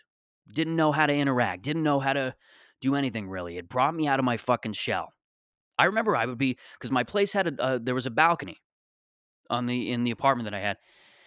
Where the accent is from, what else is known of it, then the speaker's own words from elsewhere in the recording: Mississauga, Ontario, Canada; Like, I grew up in Mississauga, Ontario, and this is just how I am, you know?